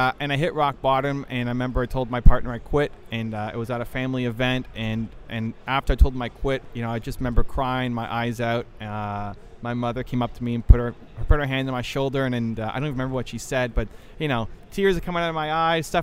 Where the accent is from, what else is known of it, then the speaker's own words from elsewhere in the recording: Toronto, Ontario, Canada; I am from Toronto, Canada